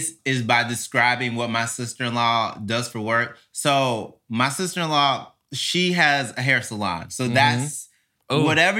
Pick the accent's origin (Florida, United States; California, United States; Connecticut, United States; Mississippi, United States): Mississippi, United States; Born and raised in Mississippi.